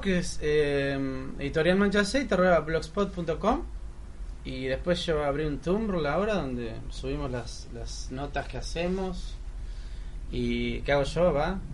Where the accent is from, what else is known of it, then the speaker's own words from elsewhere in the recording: Solano, Buenos Aires Province, Argentina; Yo soy cabeza de Solano.